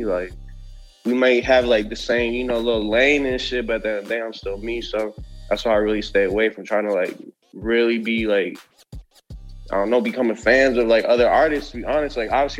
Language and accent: English; Sioux Falls, South Dakota, United States; moved away as an adult; also born or lived in Los Angeles; I'm from Sioux Falls, South Dakota.